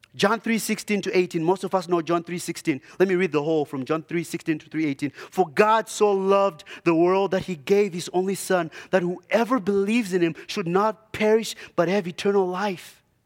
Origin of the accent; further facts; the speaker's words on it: Zimbabwe; moved away; I grew up in, uh, Zimbabwe